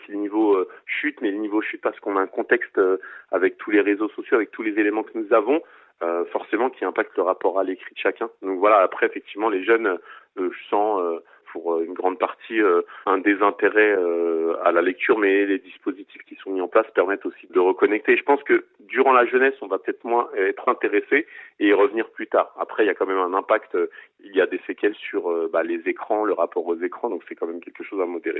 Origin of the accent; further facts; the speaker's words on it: Seine-Saint-Denis, Île-de-France, France; je suis natif de Seine-Saint-Denis, je réside toujours en Seine-Saint-Denis.